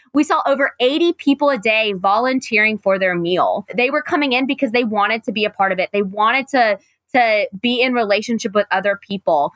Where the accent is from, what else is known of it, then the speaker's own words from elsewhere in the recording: Raleigh, North Carolina, United States; I grew up in Raleigh, lucky to have grown up in Raleigh Still live in Raleigh.